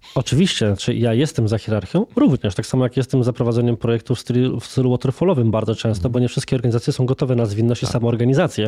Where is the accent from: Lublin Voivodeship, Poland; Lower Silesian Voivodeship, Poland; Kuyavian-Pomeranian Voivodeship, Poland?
Kuyavian-Pomeranian Voivodeship, Poland; Włocławek; Ja sam jestem osobą z Włocławka, więc z mniejszej miejscowości